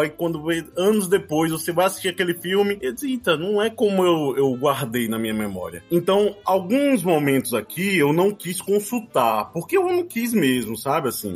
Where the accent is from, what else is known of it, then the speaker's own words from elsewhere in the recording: João Pessoa, Paraíba, Brazil; sou da Paraíba, né? Como você bem disse, João Pessoa